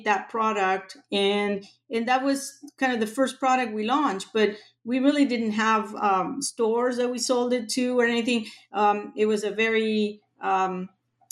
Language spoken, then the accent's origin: English; Buenos Aires, Argentina; now in Los Angeles, United States; I grew up in Argentina, in Buenos Aires.